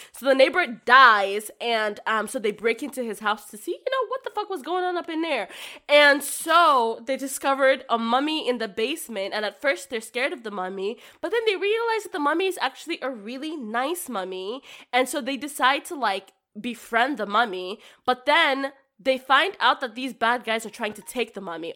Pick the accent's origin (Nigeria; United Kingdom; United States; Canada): Nigeria; moved away; I grew up in Nigeria